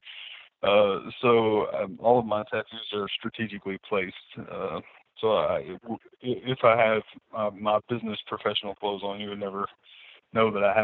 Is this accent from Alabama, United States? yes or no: yes; Alabama, United States; moved away as an adult; also born or lived in New Orleans, Louisiana; now in Wisconsin, United States; Originally, I'm from Alabama. Well, I grew up in Alabama. I was born in New Orleans, but I moved up here on a whim after I got out of the Air Force